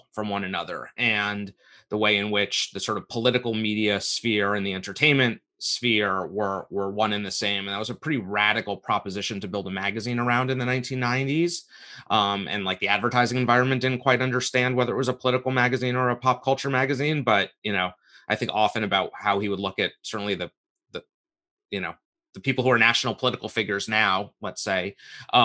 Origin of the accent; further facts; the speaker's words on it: New York and Westchester County, United States; I grew up in New York and in Westchester County. And I went to high school in the Bronx